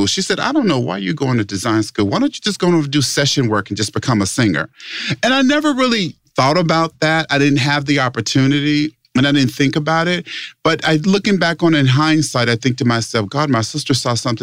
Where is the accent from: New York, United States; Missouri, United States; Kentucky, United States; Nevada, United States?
Nevada, United States; Las Vegas; I'm from Las Vegas, Nevada. Born and raised in Las Vegas, Nevada.